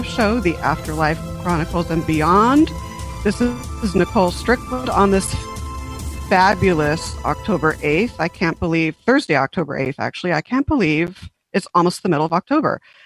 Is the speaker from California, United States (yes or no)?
yes; San Diego, California, United States; born or raised there; also born or lived in Huntington Beach, California / Las Vegas, Nevada